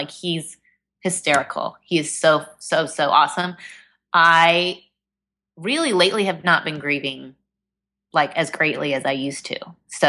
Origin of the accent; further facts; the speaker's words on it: Indiana, United States; now in Texas, United States; Well, you and I both live in Texas now, and I've made for Texans, but I am a Hoosier at heart. I grew up in Indiana, and I am one of four siblings